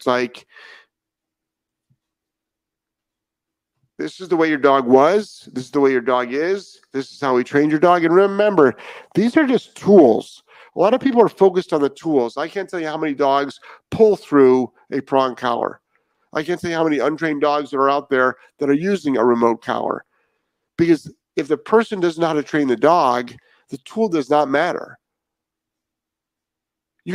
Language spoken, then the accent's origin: English; Cleveland, Ohio, United States; we grew up in Cleveland